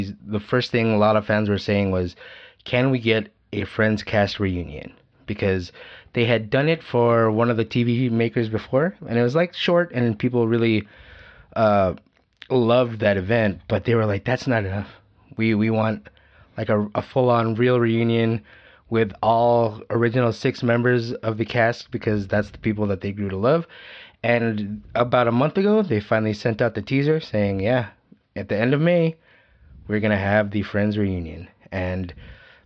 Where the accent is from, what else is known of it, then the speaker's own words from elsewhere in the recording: Philippines; we're Filipino